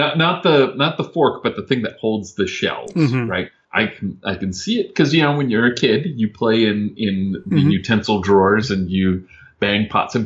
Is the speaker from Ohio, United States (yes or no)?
yes; Ohio, United States; I grew up in Ohio, in a fairly rural area